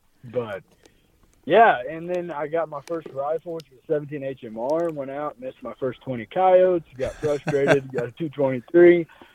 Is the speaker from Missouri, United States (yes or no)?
yes; Nevada, Missouri, United States; So, I grew up in Nevada, Missouri, which is where I was born and raised, which is just south of Harrisonville